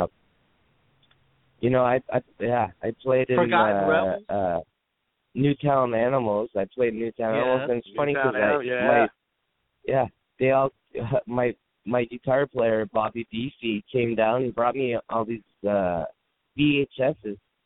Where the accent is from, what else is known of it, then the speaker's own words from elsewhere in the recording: Canada; moved away; I'm Canadian.